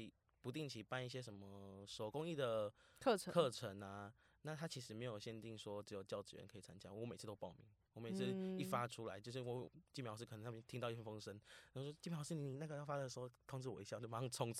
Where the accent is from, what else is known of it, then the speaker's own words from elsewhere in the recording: Vietnam; now in Taiwan; 现在我说，对啊，我是越南人，怎么了吗？我还就就热烈跟他分享。